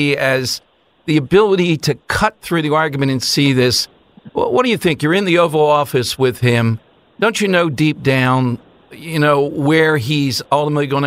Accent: Philadelphia, Pennsylvania, United States; growing up in South Philly

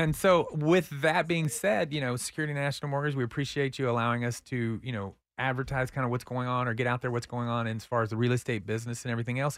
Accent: Austin, Texas, United States; I'm a Northie

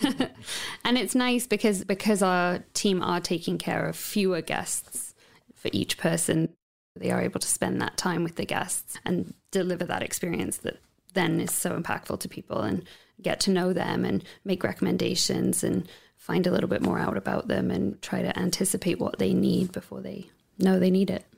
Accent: United Kingdom; moved away as an adult; now in Ucluelet, Canada; I'm half English, half Welsh, and I grew up on the Welsh borders in the countryside there

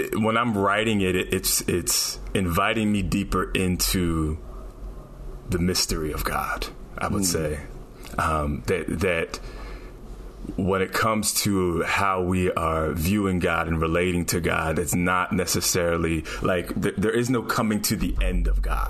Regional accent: down by Philadelphia, New Jersey, United States; moved away; also born or lived in New York City; I grew up in Jersey on the down by Philly.

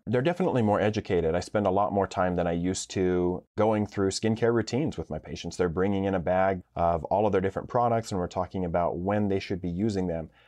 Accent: Idaho, United States; growing up in Idaho, Boise is the biggest town in the state

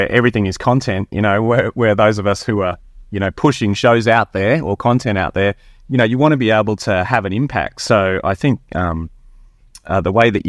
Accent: Queensland, Australia; from North Queensland

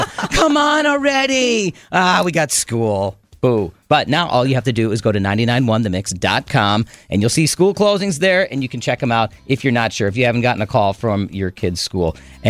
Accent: Chicago, Illinois, United States; I grew up in the Chicago area and I was District 62.

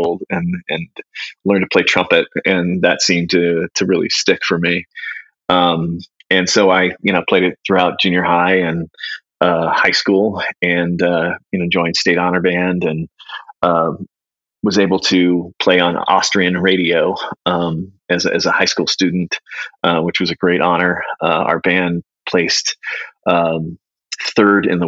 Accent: Northern California, United States; also born or lived in San Jose, California; now in Columbus, United States; I grew up in Northern California. I was born in San Jose

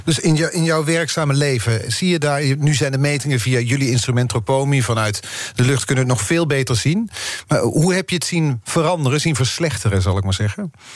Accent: Netherlands; Wij als Nederlanders

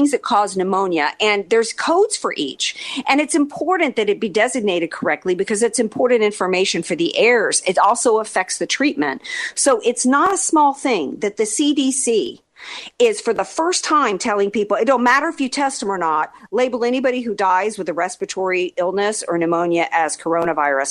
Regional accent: New Orleans, Louisiana, United States; moved away; I'm from the South. I'm from New Orleans, right? I know how we don't eat right. We don't take care of our bodies down there

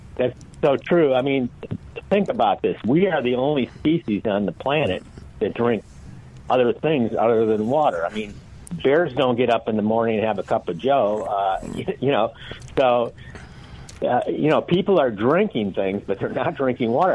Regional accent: Michigan, United States; moved away as an adult; now in Santa Barbara, United States; I'm actually from Michigan. I now live in Santa Barbara, California

